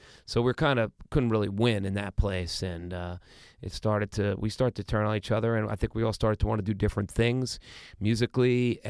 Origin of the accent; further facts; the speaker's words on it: Queens, New York, United States; I mean, we came from Planet Queens.